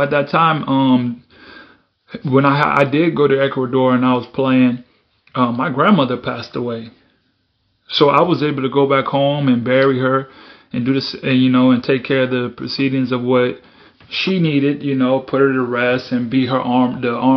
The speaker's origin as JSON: {"language": "English", "country": "Bahamas", "tie": "born or raised there", "moved": "yes", "said": "I was born in Bahamas"}